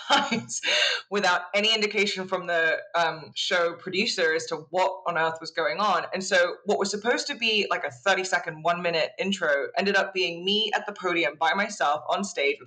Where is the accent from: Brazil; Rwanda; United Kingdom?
United Kingdom; being British and self-deprecating comes naturally